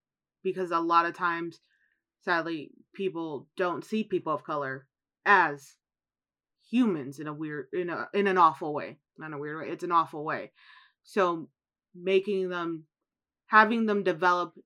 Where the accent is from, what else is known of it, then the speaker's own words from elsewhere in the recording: Chicago, Illinois, United States; moved away; Growing up in Chicago, I learned much about Italian culture.